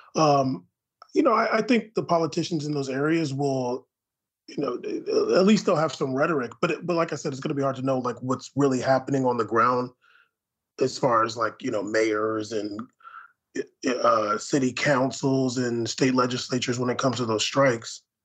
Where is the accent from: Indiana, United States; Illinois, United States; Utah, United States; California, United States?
California, United States; San Diego; I grew up in San Diego